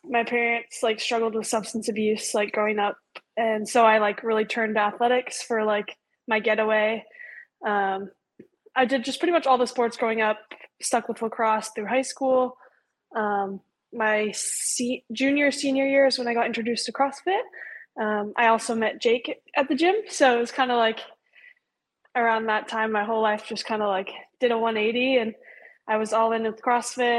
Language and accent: English; Hood River, Oregon, United States; moved away as an adult; also born or lived in Bend, Oregon; now in Las Vegas, United States; I was born and raised in Hood River.